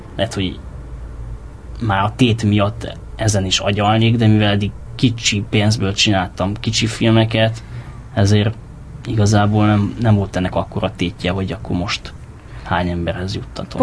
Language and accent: Hungarian; Cluj-Napoca, Cluj County, Romania; moved away as an adult; also born or lived in Galambod, Mureș County, Romania; now in Hungary; Galambodon, uh, Marosvásárhely mellett van egy falu, ahol édesapám lelkész volt, és ott tíz évig ott éltem, és aztán onnan Kolozsvárra átköltöztünk, és akkor Kolozsváron éltem 97-től 2011-ig, és 2011-ben jöttem ide